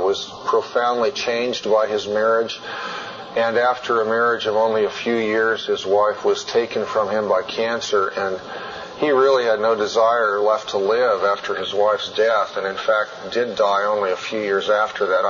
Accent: Colorado, United States; in my home state, when I climb Long's Peak

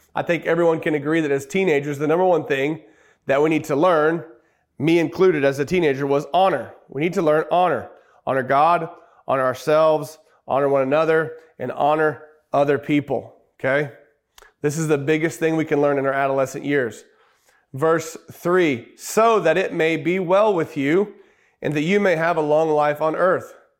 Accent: Oklahoma, United States; We're from Oklahoma.

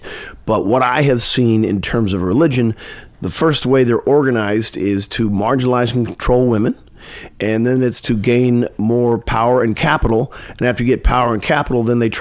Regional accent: Tipton, Missouri, United States; moved away as an adult; I'm from Missouri.

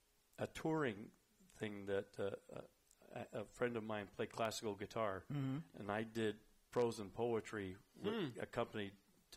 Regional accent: Richmond, California, United States; I grew up in Richmond.

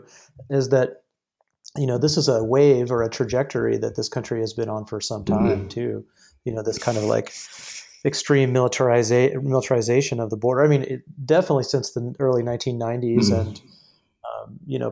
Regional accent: San Diego County, California, United States; now in Arizona, United States; I grew up in San Diego County, basically right on the border

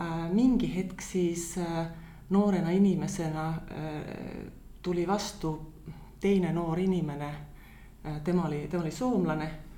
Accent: Tallinn, Harju County, Estonia; moved away as an adult; also born or lived in Tapa / Rakvere; now in Finland; ma olen sündinud Tapal mm -hmm. ja paar esimest eluaastat elanud Rakveres, aga eh, ja siis me kolisime Tallinnasse

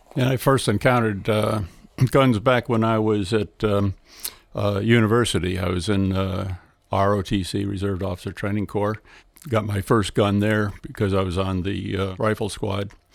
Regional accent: Delaware, United States; We come from Delaware

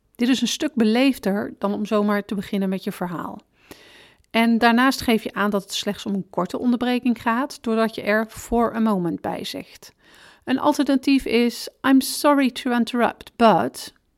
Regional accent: Netherlands; we als Nederlanders

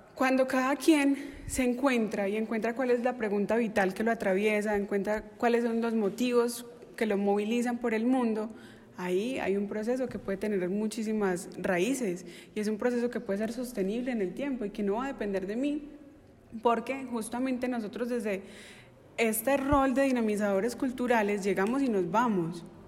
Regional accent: Entrerríos, Antioquia, Colombia; mi pueblo

